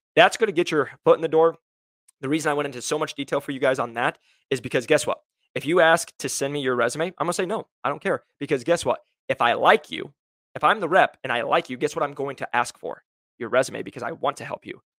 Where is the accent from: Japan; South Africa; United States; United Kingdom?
United States; Iowa; now in Scottsdale, United States; I'm originally from Iowa